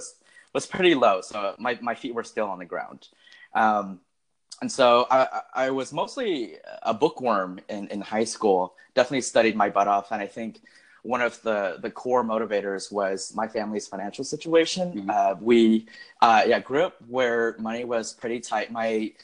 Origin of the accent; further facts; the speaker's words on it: Vallejo, California, United States; also born or lived in Minnesota; we moved to California when I was four, and I've been raised there ever since. So growing up in Vallejo, California, which I consider to be my hometown